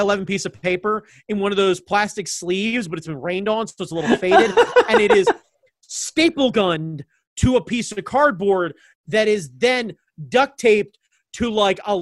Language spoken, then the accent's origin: English; Baltimore, Maryland, United States; I'm from Baltimore